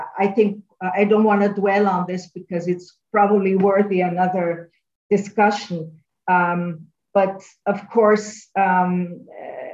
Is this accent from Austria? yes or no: yes; Austria; I'm from Austria